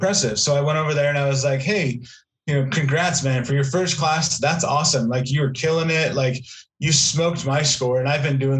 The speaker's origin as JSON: {"language": "English", "region": "Pacific Northwest", "country": "United States", "lives_now": "Texas, United States", "said": "Like, when I moved here originally, like, it was like, I mean, because I'm from the Pacific Northwest"}